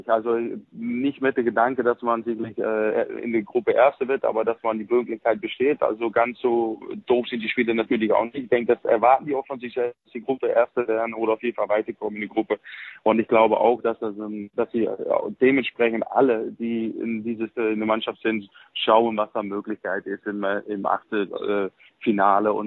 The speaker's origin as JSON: {"language": "German", "country": "Netherlands", "second_language": "German", "moved": "yes", "lives_now": "Germany", "said": "einfach hier wohl gefühlt und dann irgendwann nach 30 Jahren ist man auch ein bisschen mehr Deutscher als Holländer."}